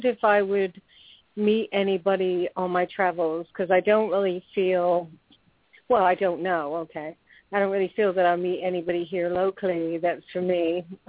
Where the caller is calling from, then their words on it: Florida, United States; I'm calling from Florida.